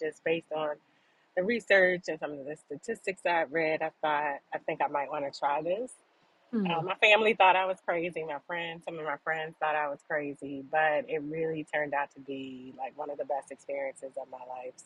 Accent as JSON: {"language": "English", "town": "Hyattsville", "region": "Maryland", "country": "United States", "tie": "born or raised there", "moved": "as an adult", "lives_now": "Atlanta, United States", "said": "So I'm from Maryland, Hyattsville, Maryland"}